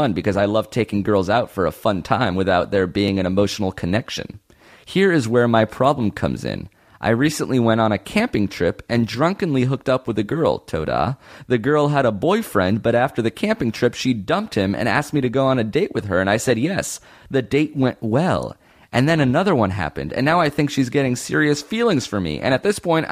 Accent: Israel; I was born January 18th in Israel

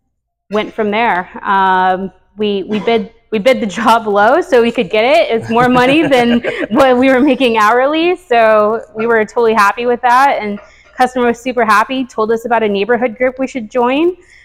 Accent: The Woodlands, Texas, United States; so we moved to the Woodlands right after Harvey. I'm actually from the Woodlands though.

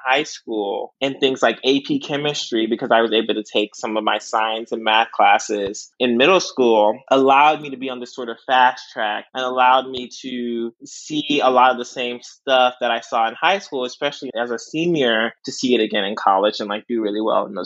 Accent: Houston, Texas, United States; now in Austin, United States; I am from Houston, Texas, H-Town

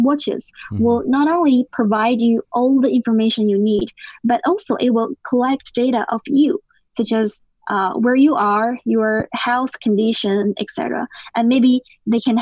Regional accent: Beijing, China; Beijing, of course, because I was born here, and it's my hometown

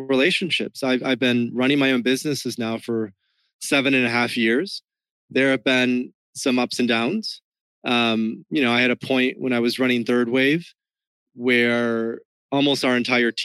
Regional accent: West Michigan, United States; now in Miami, United States; the culture that I grew up in West Michigan was even more conventional, like super Midwest conventional

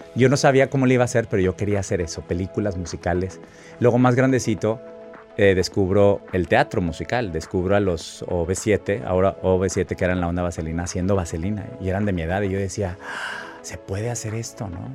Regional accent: Monterrey, Nuevo León, Mexico; moved away as an adult; also born or lived in New York; Aparte soy nacido en mayo, soy de Monterrey, la Sierra Madre.

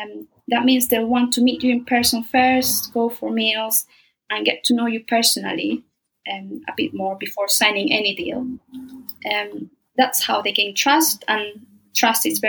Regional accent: Spain

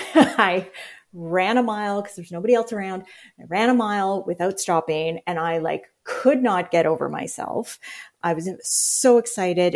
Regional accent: Winnipeg area, Manitoba, Canada; I grew up in St. Patel, which is, I actually looked it up today. The house that I grew up in was about 5 miles, 8K from downtown.

